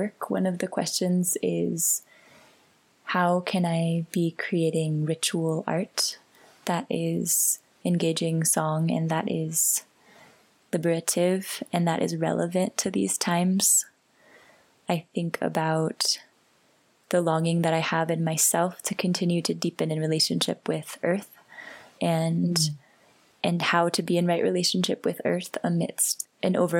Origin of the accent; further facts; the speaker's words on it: San Francisco, California, United States; I grew up in San Francisco, and I feel in many ways in my bones like a city creature